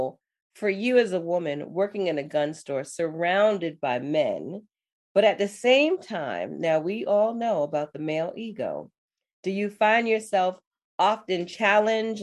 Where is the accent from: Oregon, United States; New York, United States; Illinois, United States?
New York, United States; New York City; I was born and raised in New York City, I grew up in the Bronx